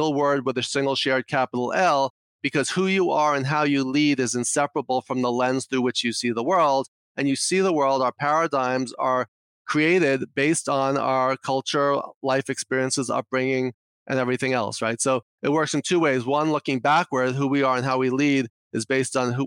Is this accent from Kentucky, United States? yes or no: no; New York City, New York, United States; accent: New York; I'm from New York, if you can't tell from my accent already